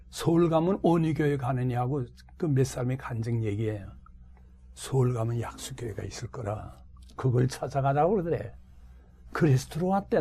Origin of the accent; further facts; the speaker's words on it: Hwanghae, North Korea; moved away as an adult; also born or lived in Jinnampo / Pyongyang / Daegu; now in Seoul, South Korea; 내가 황해도 고향에 있을 때